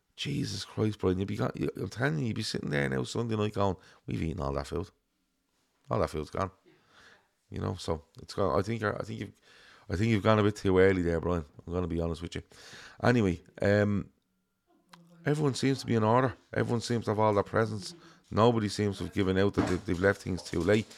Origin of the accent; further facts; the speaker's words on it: Ireland; growing up in Ireland